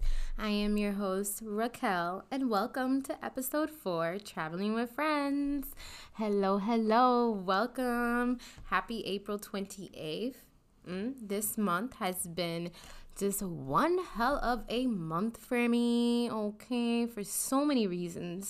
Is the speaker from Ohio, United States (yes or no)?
no; Minnesota, United States; as a Minnesotan